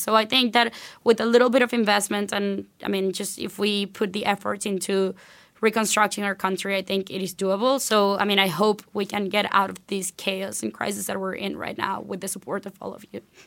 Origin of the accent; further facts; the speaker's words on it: Venezuela; moved away as an adult; I was born and raised in Venezuela. I went to high school there, graduated there